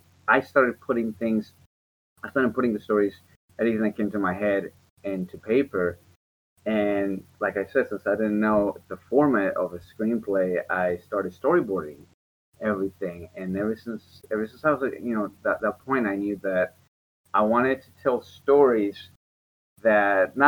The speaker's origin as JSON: {"language": "English", "country": "Mexico", "tie": "born or raised there", "said": "And, you know, I grew up in Mexico and in an area that it was not particularly safe."}